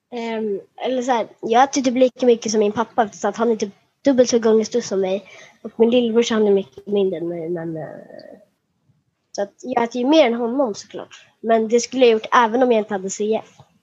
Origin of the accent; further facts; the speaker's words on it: Halmstad, Halland County, Sweden; jag föddes i Halmstad